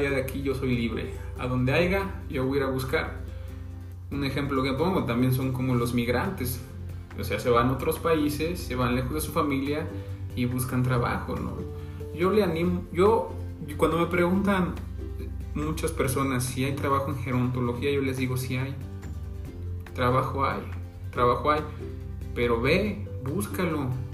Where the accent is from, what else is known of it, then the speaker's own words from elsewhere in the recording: Santiago de Anaya, Hidalgo, Mexico; Soy del municipio de Santiago de Anaya